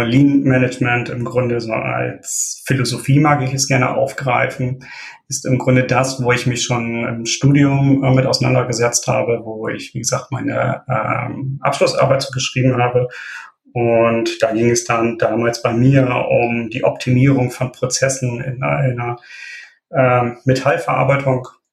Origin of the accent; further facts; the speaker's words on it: Wilhelmshaven, Lower Saxony, Germany; now in Oldenburg, Germany; gebürtig komme ich aus Wilhelmshaven, da bin ich aber allerdings vor rund zehn Jahren dann nach Oldenburg gezogen